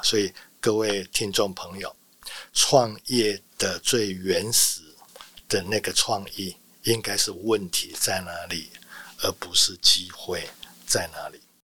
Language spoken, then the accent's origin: Chinese; Taiwan; 我们台湾人